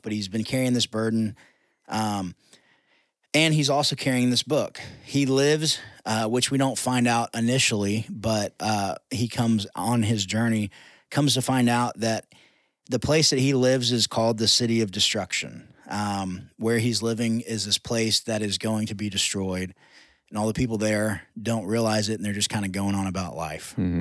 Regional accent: United States; I'm telling them as an American

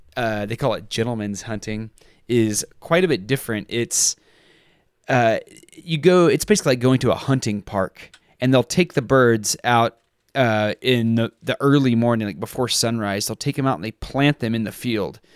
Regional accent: Texas, United States; I grew up in Texas and I grew up dove and quail hunting

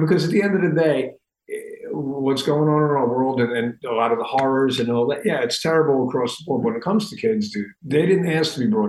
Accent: New York City, New York, United States; We grew up in the New York City area.

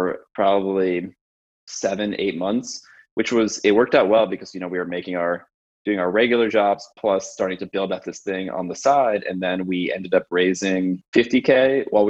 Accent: San Francisco, California, United States; moved away as an adult; also born or lived in New York City; I grew up in San Francisco

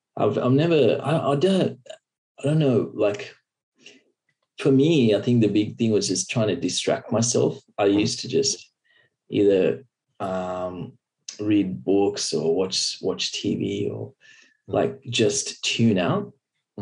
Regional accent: Byron Bay, New South Wales, Australia; I grew up in Byron Bay, which is a small seaside town

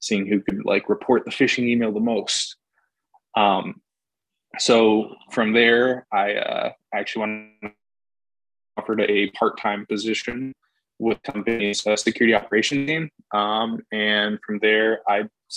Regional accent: Schaumburg, Illinois, United States; moved away as an adult; also born or lived in Carbondale, Illinois; now in Las Vegas, United States; I'm from Schaumburg, Illinois

